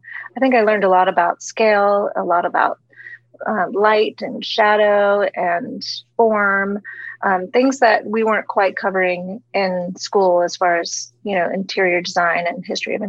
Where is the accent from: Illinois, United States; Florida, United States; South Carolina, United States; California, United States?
Florida, United States; Jupiter; moved away; also born or lived in New York; I was born in Jupiter, Florida, which is a small town, probably about an hour and a half north of Miami in West Palm Beach County. My parents are both from New Jersey, but my father was transferred there for work, and that's where I was born.